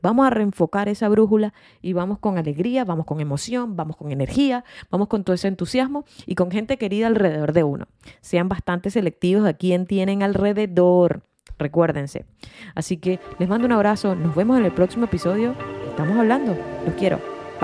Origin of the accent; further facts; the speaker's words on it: Venezuela; moved away as an adult; also born or lived in Australia / Chile; now in United States; soy venezolana y resido en los Estados Unidos